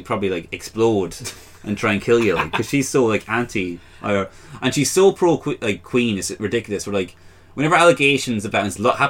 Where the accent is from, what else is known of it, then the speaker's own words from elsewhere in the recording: Longford, Leinster, Ireland; I'm from Longford.